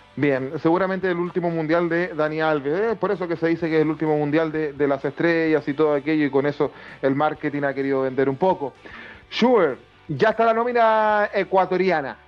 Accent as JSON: {"language": "Spanish", "country": "Chile", "said": "como chileno"}